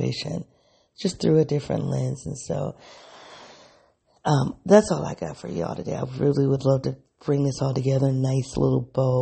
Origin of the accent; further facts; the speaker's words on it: the North, United States; accent: Black English; first language Black English; also born or lived in the South (United States); I am from the North